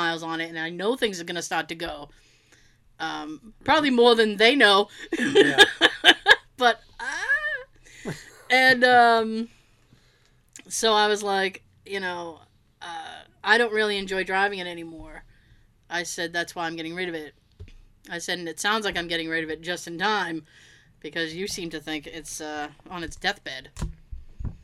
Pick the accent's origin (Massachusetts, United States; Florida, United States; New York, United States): Massachusetts, United States; I'm from Massachusetts